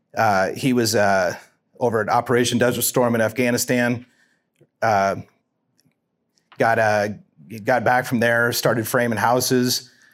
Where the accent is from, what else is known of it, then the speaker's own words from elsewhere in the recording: Lincoln, Nebraska, United States; also born or lived in Pennsylvania; moved back to Lincoln in nineteen seventy-four and, uh, went to Lincoln Southeast High School